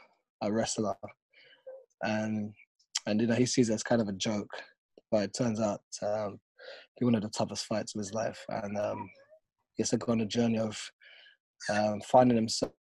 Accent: London, United Kingdom; my hometown

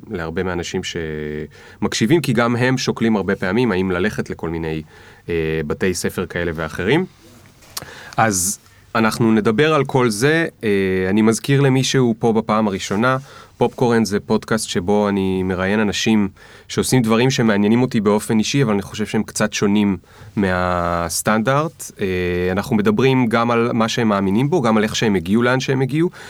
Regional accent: Bat Yam, Tel Aviv District, Israel; גדלתי בבת ים.

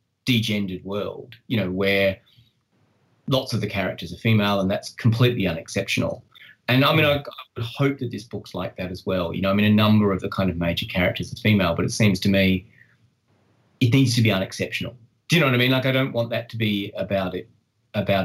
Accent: Australia; I live in Australia. I you know, I am Australian

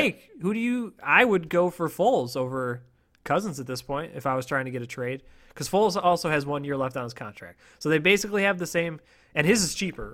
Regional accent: Buffalo, New York, United States; I grew up in Buffalo

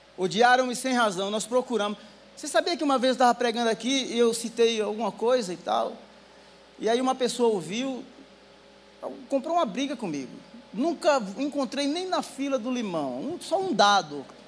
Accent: Northeast Region, Brazil; Eu sou nordestino

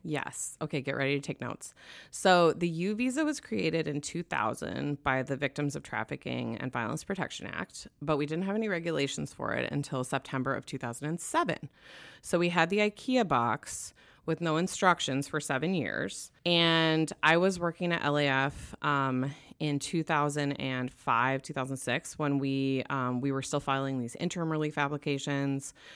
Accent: Wisconsin, United States; now in Los Angeles, United States; I'm from Wisconsin

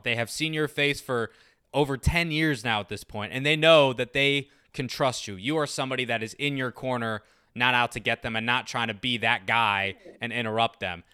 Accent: Maryland, United States; I'm from Maryland

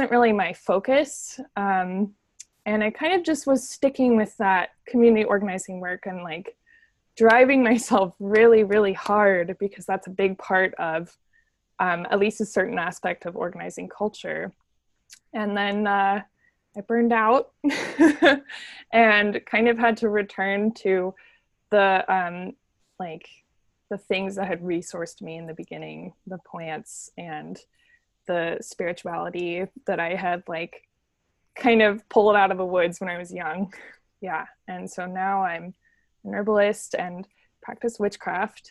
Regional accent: Santa Cruz, California, United States; I grew up in Santa Cruz, California

